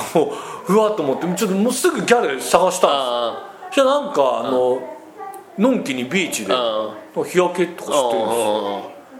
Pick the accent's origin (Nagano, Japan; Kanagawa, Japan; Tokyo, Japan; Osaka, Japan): Nagano, Japan; 僕は長野県出身ということもあり、海なし県なんですよ